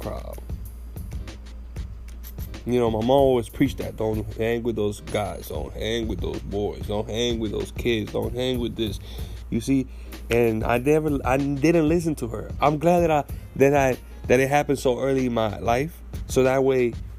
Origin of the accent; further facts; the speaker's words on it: Puerto Rico; talking about growing up in Puerto Rico